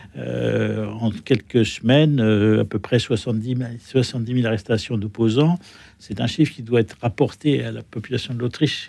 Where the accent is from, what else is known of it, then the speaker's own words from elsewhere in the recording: France; je suis français